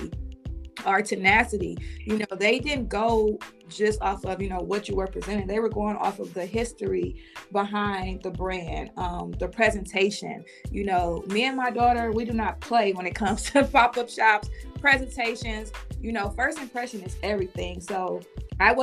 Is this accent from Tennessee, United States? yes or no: no; East Cleveland, Ohio, United States; I am from Cleveland, Ohio, raised in East Cleveland, Ohio